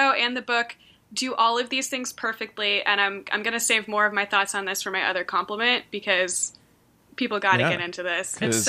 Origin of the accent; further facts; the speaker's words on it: Washington, United States; I'm from Washington State, where there is a lot of LARPing.